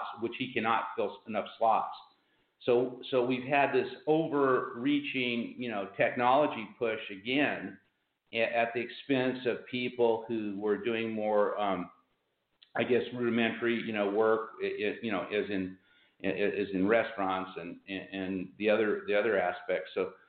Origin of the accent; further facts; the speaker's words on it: Pomona, California, United States; I was born in Pomona, which is the city next to Ontario.